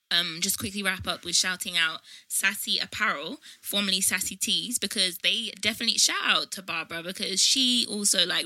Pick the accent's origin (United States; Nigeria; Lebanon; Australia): Nigeria; now in Croydon, United Kingdom; I saw someone from high school, secondary school. I went to in Nigeria.